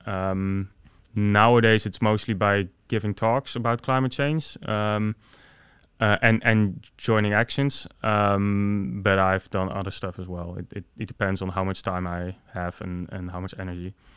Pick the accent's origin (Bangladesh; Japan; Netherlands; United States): Netherlands; I was born in the Netherlands